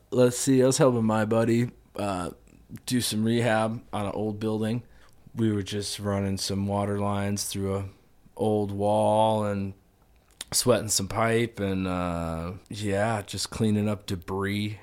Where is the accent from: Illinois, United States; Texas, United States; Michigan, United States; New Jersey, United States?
Illinois, United States; Chicago; I grew up in Dunning